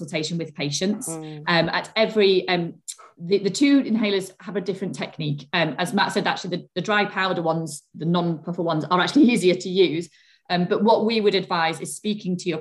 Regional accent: Sheffield, Yorkshire and the Humber, United Kingdom; I'm from Sheffield

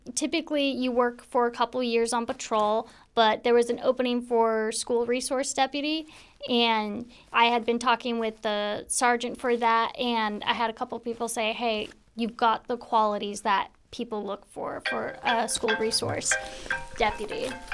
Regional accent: Spanaway, Washington, United States; also born or lived in Tacoma; I grew up in Spanaway, actually just off of Beef Street here

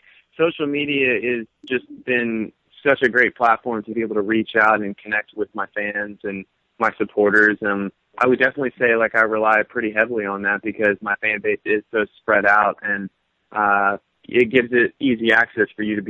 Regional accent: North Carolina, United States; moved away as an adult; now in New York City, United States; I'm originally from North Carolina, but I've lived here in New York City for about 2 years.

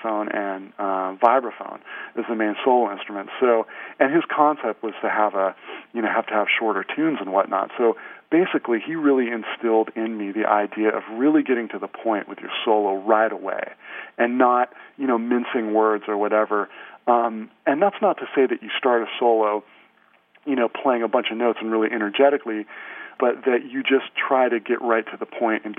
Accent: Santa Cruz, California, United States; moved away as an adult; I grew up in Santa Cruz, California

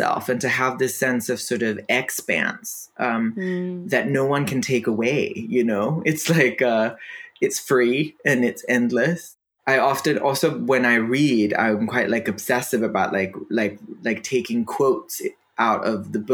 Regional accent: Denmark; first language Danish; English is a second language; Danish is my first language

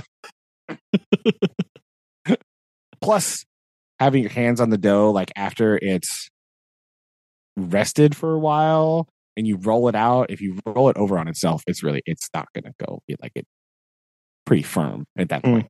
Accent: United States; me being an American

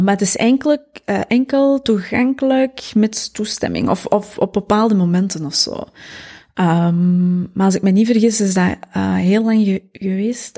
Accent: Mol, Flanders, Belgium; moved away; geboren en getogen in Mol, de Kempen.

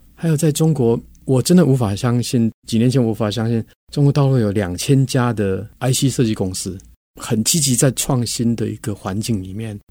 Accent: Taiwan; 我跟我们是都在台湾长大的，在台湾工作

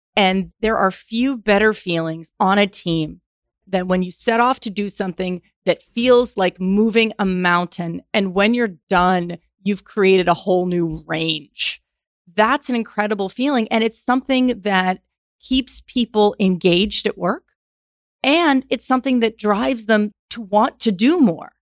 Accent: New York, United States; moved away; also born or lived in Houston, Texas; I grew up in New York, came to Rice

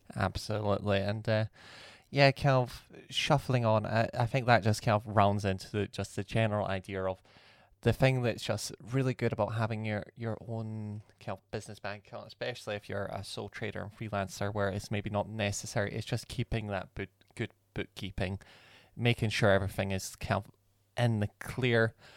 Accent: Scotland, United Kingdom; we're from Scotland

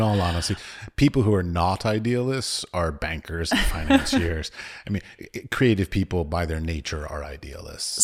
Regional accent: United States; now in Prague, Czech Republic; I'm from the United States

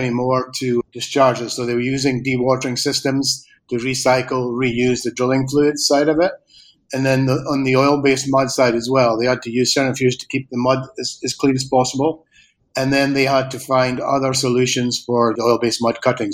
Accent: Aberdeen, Scotland, United Kingdom; moved away as an adult; also born or lived in Argentina / Spain; I'm from Aberdeen originally

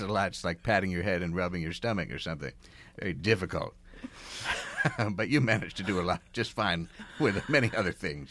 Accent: outside of Philadelphia, Pennsylvania, United States; I grew up outside of Philadelphia

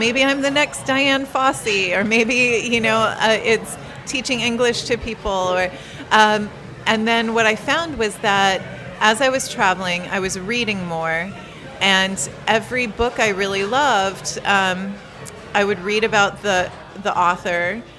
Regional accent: Ohio, United States; now in California, United States; Right. So, well, I grew up in Ohio

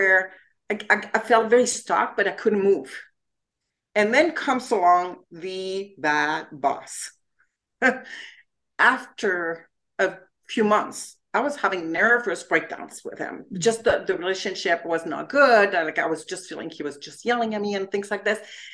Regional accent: France; English is a second language; moved away as an adult; now in United States; I'm originally from France and I came to the US to spend a year here, learn English

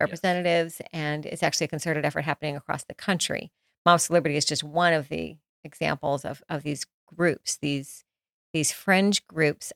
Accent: Florida, United States; also born or lived in Jackson, Mississippi; I grew up in Jackson, Mississippi, well, sometimes in Jackson, Mississippi, and some in Florida

